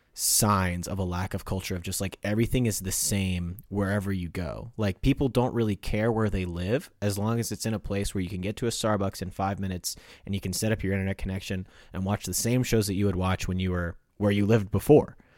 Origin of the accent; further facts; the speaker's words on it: Midwest, United States; I was born in America and not in Europe